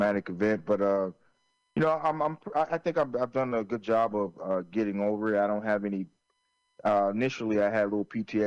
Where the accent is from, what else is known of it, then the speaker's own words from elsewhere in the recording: Florence, South Carolina, United States; where I grew up in Florence, South Carolina.